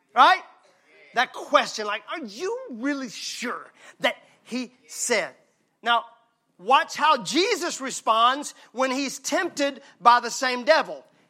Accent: Mississippi, United States; I'm from Mississippi

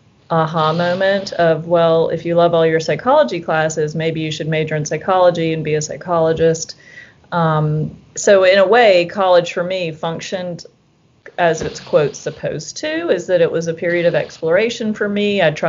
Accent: the South, United States; I think growing up in the South, I'd always felt like UVA would be a great place to wind up.

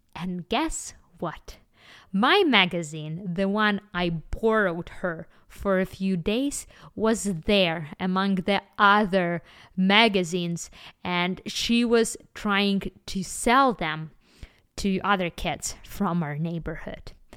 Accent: Kyiv, Ukraine; I was born in Ukraine in the nineties, and, uh, me and my family, we lived in a very small and simple apartment in the heart of, of the capital city, Kyiv

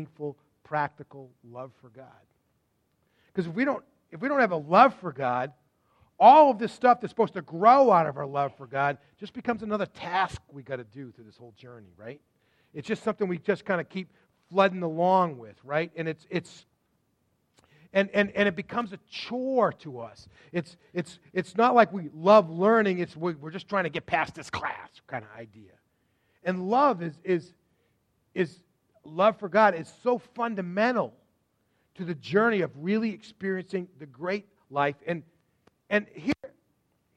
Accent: Sudbury, Massachusetts, United States; also born or lived in Waltham / Framingham; I was born in Waltham, and we immediately moved out to Framingham, and then from Framingham, just as I started preschool, they moved over to Sudbury, and that's the only home I knew until I graduated from college

